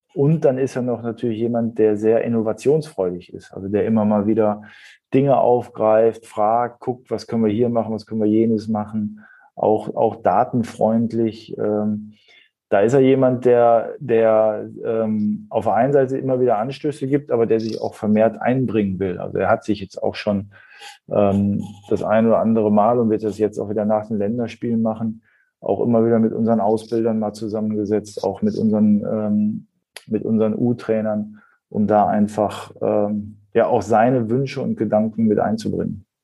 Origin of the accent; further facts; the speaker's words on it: Ruhr area, North Rhine-Westphalia, Germany; moved away as an adult; also born or lived in Hamburg; das war das erste Mal, wo ich dann auch äh, aus meiner Heimatstadt äh, ausgezogen bin